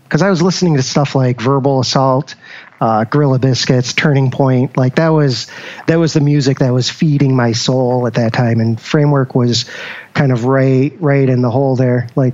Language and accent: English; Syracuse, New York, United States; now in Rochester, United States; No, born and raised in Syracuse.